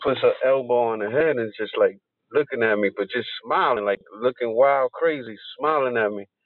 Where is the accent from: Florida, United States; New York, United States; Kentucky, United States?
New York, United States; New York City; I am naturally from Brooklyn, Coney Island